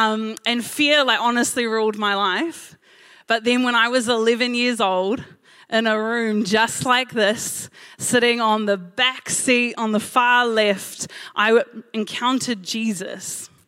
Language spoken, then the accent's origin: English; Blockhouse Bay, Auckland, New Zealand; born there; I told them all I was born in Blockhouse Bay. And I realized as I said that, that I actually didn't know if that was true.